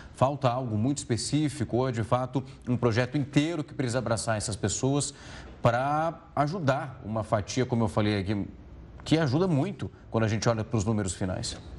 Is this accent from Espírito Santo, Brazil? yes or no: no; Ribeirão Preto, São Paulo, Brazil; Eu sou de Ribeirão Preto